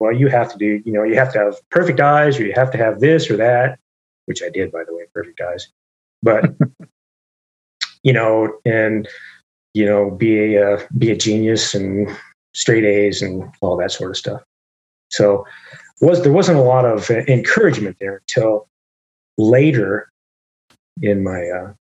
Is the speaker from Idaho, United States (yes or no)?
yes; Idaho, United States; moved away; also born or lived in Atlanta; I grew up in Idaho, and I was working on a wheat farm.